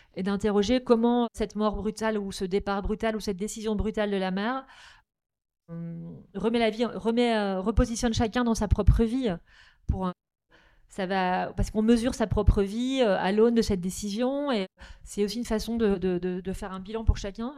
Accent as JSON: {"language": "French", "area": "Nord", "region": "Hauts-de-France", "country": "France", "tie": "born or raised there", "said": "je suis originaire du Nord"}